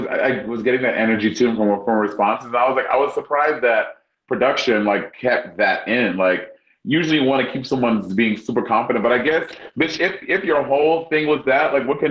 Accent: New York City, New York, United States; moved away as an adult; now in Los Angeles, United States; even though I'm an LA girl, I'm still a New York City queen. Obviously, rooting for my hometown.

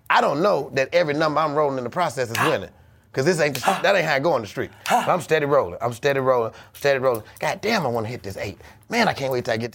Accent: Chicago, Illinois, United States; I'm from Chicago.

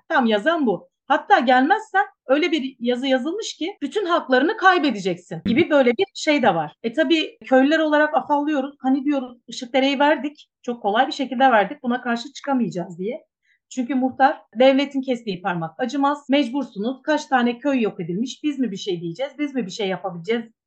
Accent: İkizköy, Muğla, Turkey; moved away as an adult; İkizköylüyüm. İkizköy'de doğdum. Burada büyüdüm.

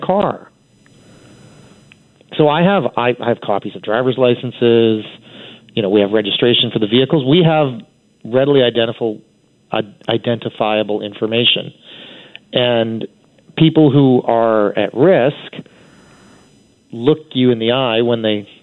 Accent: Vancouver, British Columbia, Canada; I'm born and raised in Vancouver

